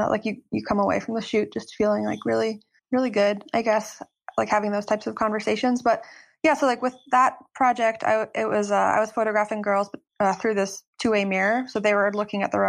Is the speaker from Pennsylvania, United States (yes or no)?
yes; State College, Pennsylvania, United States; moved away as an adult; also born or lived in New York; I'm actually living in my hometown now